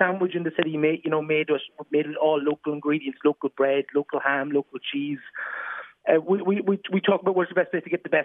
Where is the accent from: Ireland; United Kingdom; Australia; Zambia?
Ireland; Dundalk, County Louth; moved away as an adult; now in Dublin, Ireland; You might actually tell by my accent. I'm from Dundalk originally